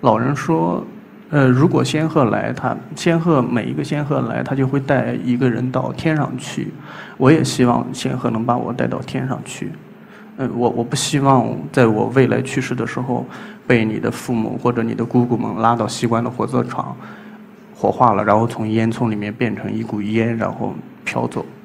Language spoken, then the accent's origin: Chinese; Gaotai, Gansu, China; moved away; 今年三十二岁， 呃，甘肃高台人。 我出生在一个叫花强子的村庄， 而在这个村子里面有很多湿地